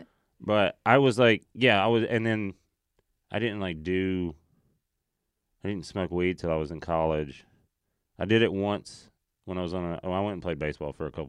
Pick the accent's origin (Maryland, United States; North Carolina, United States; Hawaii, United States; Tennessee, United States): Tennessee, United States; born or raised there